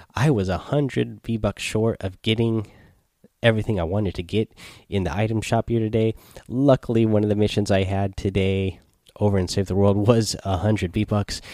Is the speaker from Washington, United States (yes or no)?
yes; Seattle, Washington, United States; we are from Seattle